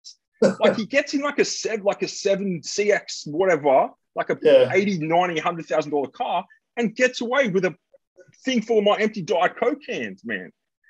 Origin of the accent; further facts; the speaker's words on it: England, United Kingdom; Like, I'm an English guy. I can't do math